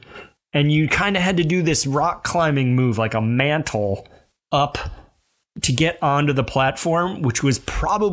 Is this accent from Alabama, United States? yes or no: yes; Alabama Gulf Coast, United States; moved away; I grew up in that little tail of Alabama that sticks down and touches the Gulf of Mexico